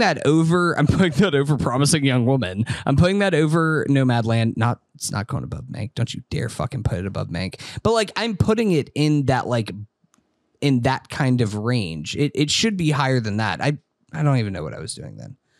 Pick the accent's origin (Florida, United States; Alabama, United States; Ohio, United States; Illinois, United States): Florida, United States; Tallahassee; we're from Tallahassee. Obviously, grew up a Florida State fan